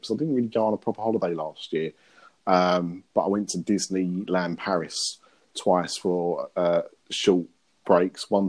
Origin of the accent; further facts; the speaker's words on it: East of England, United Kingdom; And that's the reason for swearing at her is because we're from Essex.